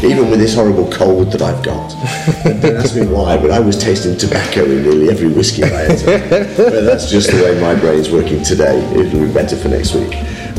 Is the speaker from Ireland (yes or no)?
yes; Ireland; I'm an Irish guy.